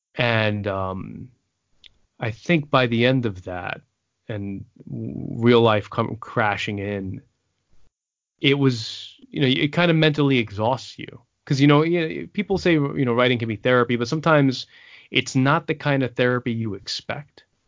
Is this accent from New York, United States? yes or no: yes; New York City, New York, United States; also born or lived in San Antonio, Texas; I was born out of the Air Force Base in San Antonio. I was raised in the Bronx. I'm New Yorican